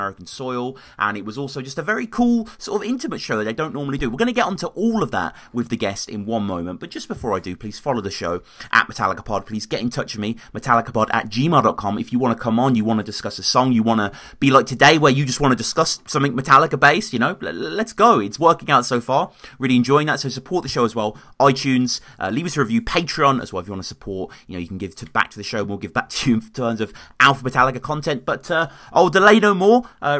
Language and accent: English; United Kingdom; I'm a Brit.